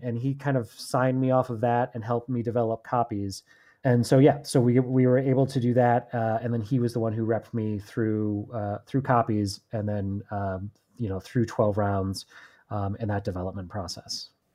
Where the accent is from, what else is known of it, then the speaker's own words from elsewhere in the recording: Chicago, Illinois, United States; now in Los Angeles, United States; I'm from Chicago originally. I've moved out here.